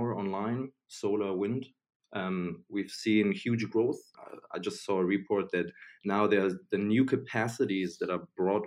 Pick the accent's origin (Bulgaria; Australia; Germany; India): Germany; moved away as an adult; now in London, United Kingdom; I'm from Germany, right? But I'm doing my PhD here at Imperial